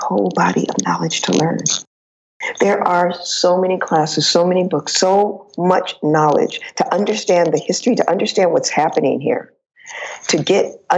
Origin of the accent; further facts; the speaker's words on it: California, United States; I'm American. I'm from California